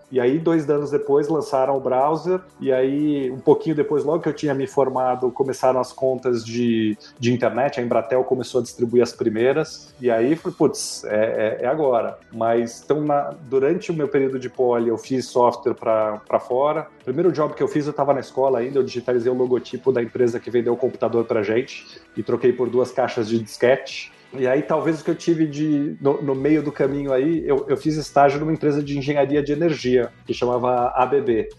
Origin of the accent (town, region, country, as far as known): Brazil; also born or lived in France